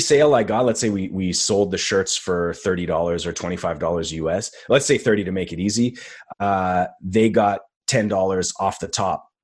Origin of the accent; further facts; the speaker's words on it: Montreal, Quebec, Canada; first language English; my hometown is Montreal